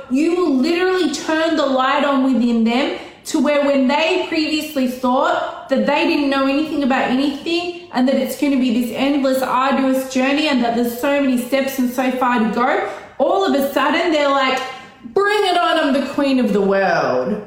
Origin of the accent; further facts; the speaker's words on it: Australia; I'm Australian